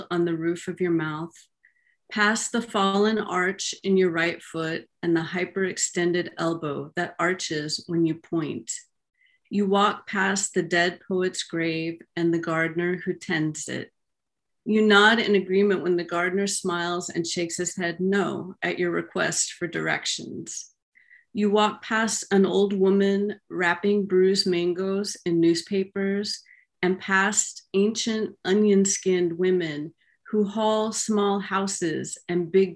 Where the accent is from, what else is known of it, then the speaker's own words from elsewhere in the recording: Missouri, United States; accent: Missouri; moved away as an adult; now in Miami, United States; my little Missouri accent